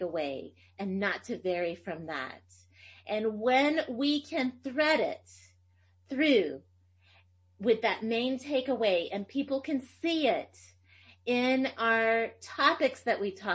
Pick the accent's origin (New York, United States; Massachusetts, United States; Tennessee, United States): Tennessee, United States; first language Greek; English is a second language; I speak Greek. It was actually my first language and I grew up in Tennessee and I learned English and we spoke Greek in the home.